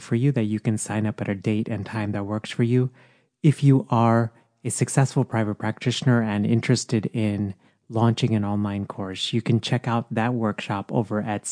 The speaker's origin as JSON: {"language": "English", "region": "Texas", "country": "United States", "tie": "born or raised there", "moved": "yes", "said": "Texas, my home state."}